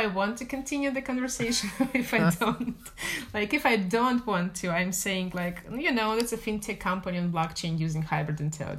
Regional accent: Moscow, Russia; moved away; I'm from Moscow originally.

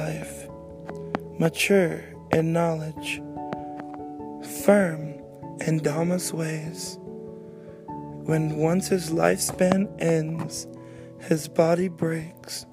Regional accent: United States; growing up in America

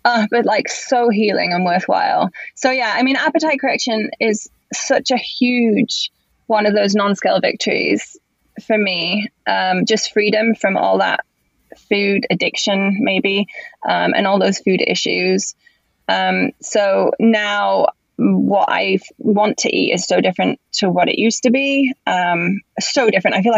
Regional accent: England, United Kingdom; also born or lived in Spain; now in Los Angeles, United States; being English

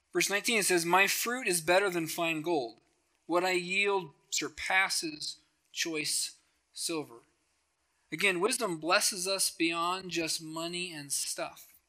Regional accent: Helena, Montana, United States; now in Billings, United States; I grew up in Helena, so I grew up around all the attorney generals and all the governors

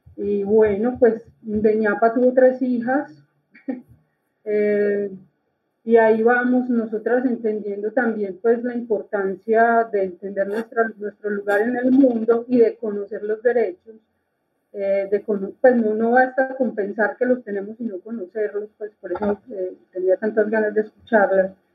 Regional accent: Copacabana, Antioquia, Colombia; yo soy de Copacabana, Antioquia

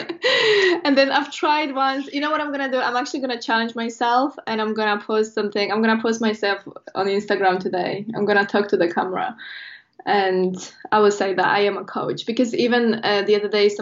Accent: Poland; English is a second language; moved away as an adult; now in United Kingdom; I'm from Poland originally

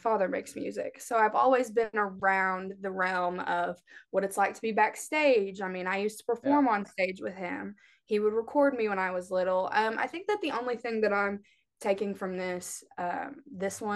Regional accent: Kentucky, United States; accent: twang; also born or lived in Cincinnati, Ohio; I'm from Kentucky, so you can hear it in my voice a little bit whenever I'm, especially when I'm singing, there's always a little bit of twang

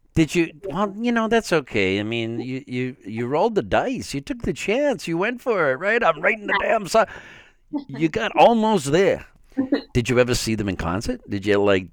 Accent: Framingham, Massachusetts, United States

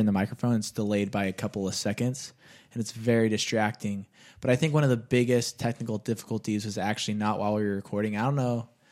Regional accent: Bakersfield, California, United States; my hometown of Bakersfield

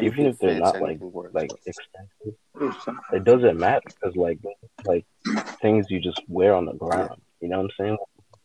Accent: New Jersey, United States; growing up in Jersey, we had, ever since third grade, we had like uniforms.

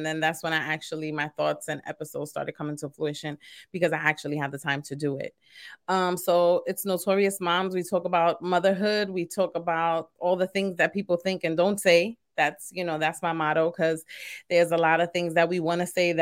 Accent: New York City, New York, United States; also born or lived in Queens, New York; I was born and raised in East New York, and then I currently live in Queens

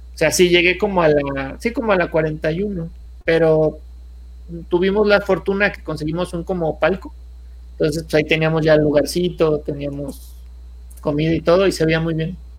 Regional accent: Mexico; somos buenos los mexicanos

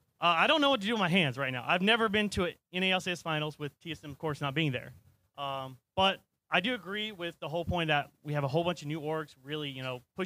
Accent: Jacksonville, Florida, United States; I'm calling originally from Jacksonville, Florida.

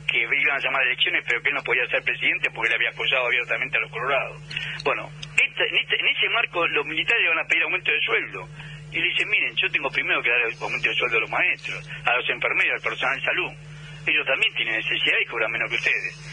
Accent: Argentina

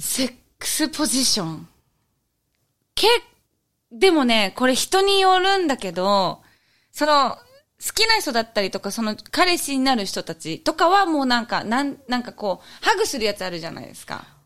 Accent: Japan; moved away as an adult; also born or lived in Cebu, Philippines; 日本生まれ育ち

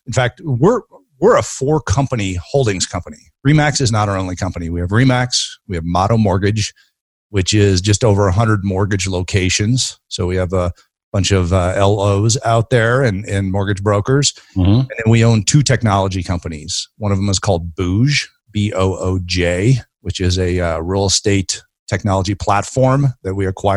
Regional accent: Denver, Colorado, United States; also born or lived in Ohio / Virginia / Dallas; I grew up in Denver

